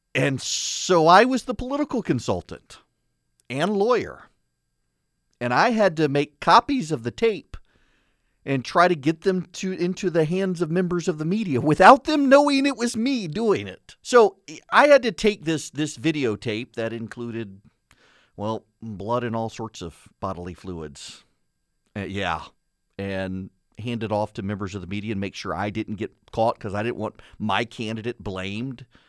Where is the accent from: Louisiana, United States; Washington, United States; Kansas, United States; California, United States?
Louisiana, United States; I'm from Louisiana